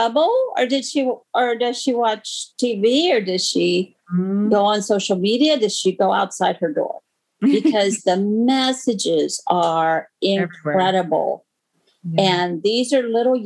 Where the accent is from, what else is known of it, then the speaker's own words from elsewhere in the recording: United States; I'm American